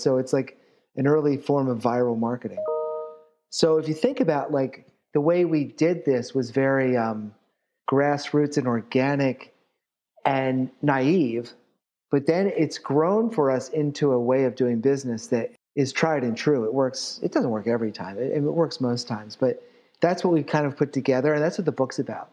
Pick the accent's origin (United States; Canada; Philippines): United States; Philadelphia, Pennsylvania; I'm from Philly